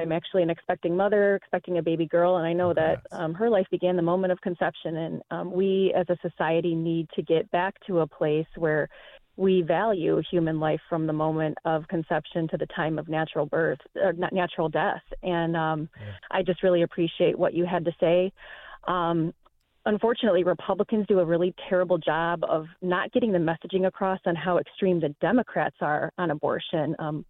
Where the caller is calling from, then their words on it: Michigan, United States; I'm calling from Michigan.